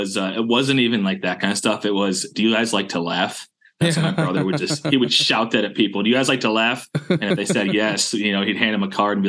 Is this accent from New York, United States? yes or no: yes; Western New York, United States; I grew up in Western New York. It's, okay. It's the very like, Western corner of New York. It's part of Appalachia. And mm-hmm. It's just like, it's one of the only places in New York that's part of that region.